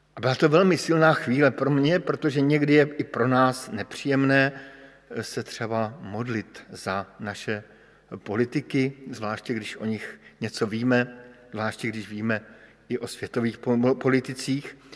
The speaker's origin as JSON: {"language": "Czech", "region": "Bohemia", "country": "Czechia", "said": "jsem přišel z Čech, což jste asi všichni pochopili podle českého jazyka"}